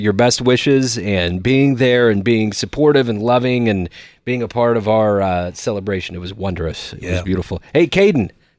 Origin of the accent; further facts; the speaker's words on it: Liberty, Missouri, United States; I grew up in Liberty